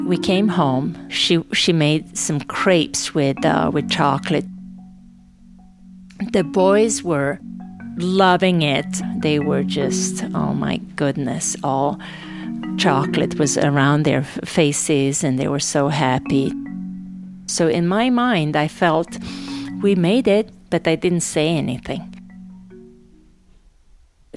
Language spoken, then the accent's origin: English; Novi Sad, Vojvodina, Serbia; English is a second language; moved away as an adult; also born or lived in Sarajevo, Bosnia and Herzegovina; I am from Novi Sad